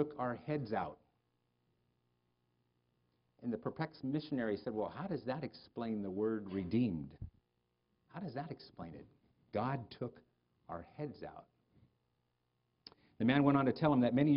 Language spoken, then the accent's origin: English; United States; I'm an American